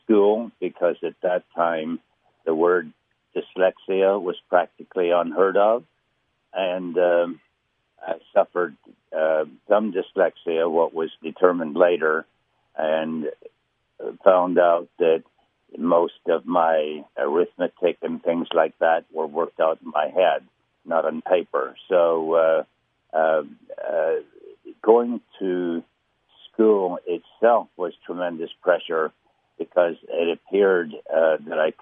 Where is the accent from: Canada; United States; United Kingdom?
United Kingdom; Coleraine, Northern Ireland; also born or lived in Portstewart, Northern Ireland; I was born in Port Stewart in Northern Ireland, beautiful place, and raised in a town called Coleraine